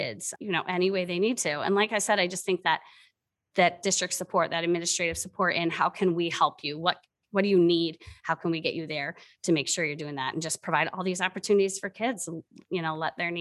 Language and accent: English; Waubonsie, Illinois, United States; I'm a graduate from Waubonsie